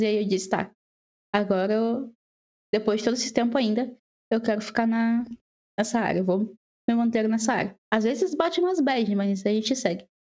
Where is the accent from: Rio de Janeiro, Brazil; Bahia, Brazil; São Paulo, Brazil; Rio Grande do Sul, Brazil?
Rio Grande do Sul, Brazil; Porto Alegre; moved away as an adult; now in Ireland; eu sou da Porto Alegre